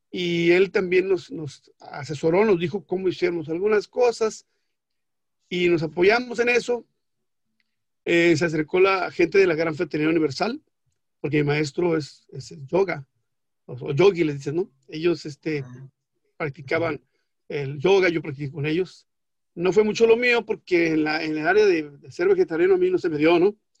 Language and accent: Spanish; Mexico; soy mexicano, o sea, y estoy en territorio mexicano